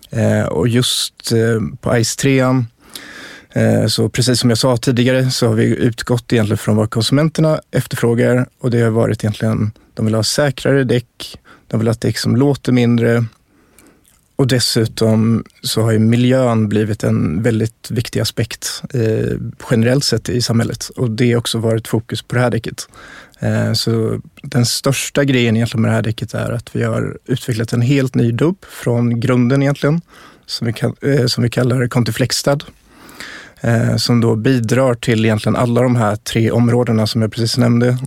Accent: Dalarna County, Sweden; jag är uppväxt i Dalarna

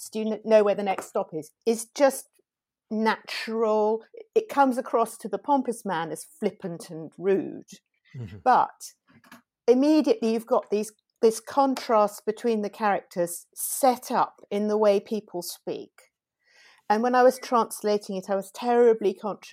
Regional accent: England, United Kingdom; as a British translator, I had the advantage of having grown up reading things like Buchan and Robert Louis Stevenson

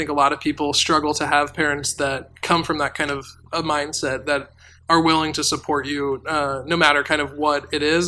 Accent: Jersey City, New Jersey, United States; I'm from New Jersey, and I went to high school in Jersey City, which is right outside of New York City

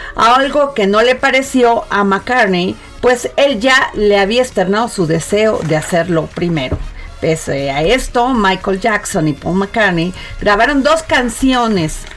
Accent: Vega de la Torre, Veracruz, Mexico; soy veracruzana y conozco las zonas

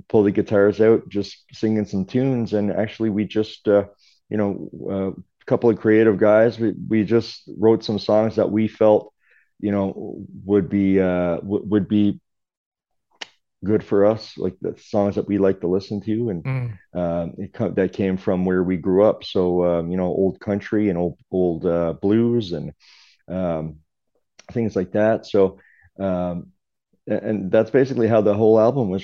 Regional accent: West Bay Centre, Newfoundland and Labrador, Canada; I grew up in West Bay Center, which is probably about 45 minutes from where I am right now, out on the Port-au-Prince Peninsula.

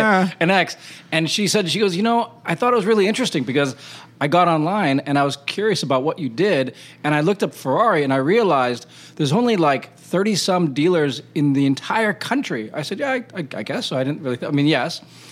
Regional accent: Hawaii, United States; moved away; also born or lived in India / Wisconsin; And then I loved Arizona because I was from Hawaii, and I'd just come from living in India and Wisconsin.

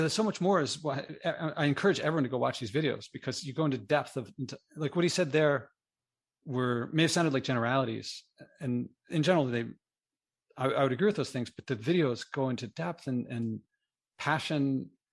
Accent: Philadelphia, Pennsylvania, United States; now in New York City, United States; I grew up in Philadelphia and moved to New York City

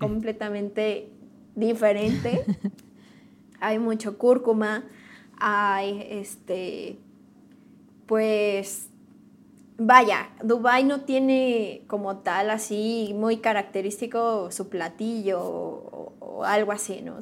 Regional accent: Morelia, Michoacán, Mexico; now in Querétaro, Mexico; yo soy originaria de Morelia, Michoacán y radico ahora en Querétaro

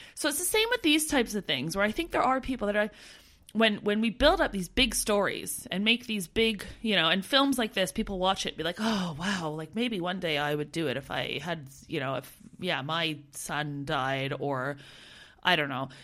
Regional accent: Canada; moved away as an adult; as a Canadian

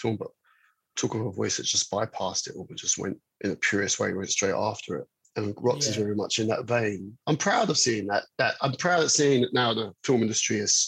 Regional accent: London, United Kingdom; I'm a Londoner

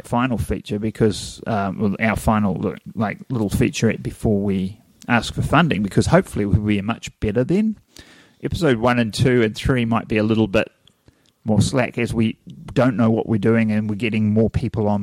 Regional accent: New Zealand; accent: Kiwi; you listen to a Kiwi on film and you go, do we sound like that?

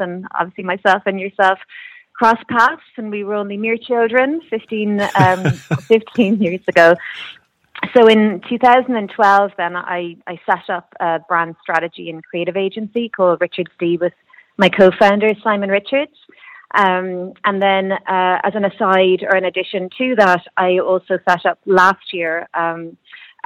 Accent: Kerry, Munster, Ireland; moved away as an adult; also born or lived in Cork; now in Dublin, Ireland; I'm originally from Kerry and I'm living in Dublin now

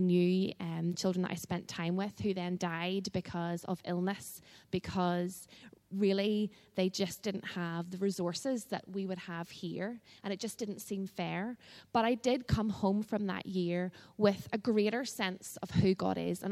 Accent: Belfast, Northern Ireland, United Kingdom; I grew up in the Crescent Church in Belfast

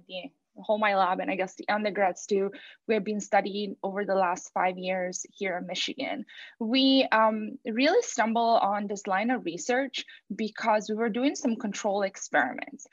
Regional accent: Italy; moved away; I'm from Italy and we celebrate Carnival.

